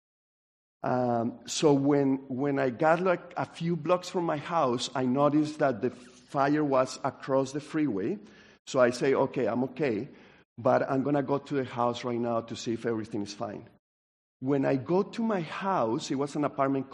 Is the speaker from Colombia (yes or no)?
yes; Colombia; now in United States; I grew up in Colombia